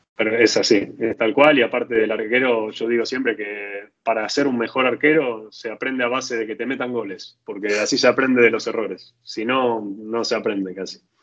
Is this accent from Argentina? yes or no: yes; Argentina; moved away as an adult; now in Italy; salí de Argentina con campera